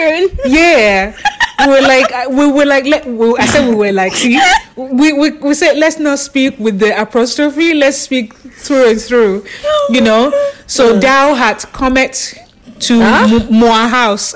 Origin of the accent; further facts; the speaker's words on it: Australia; we're from Australia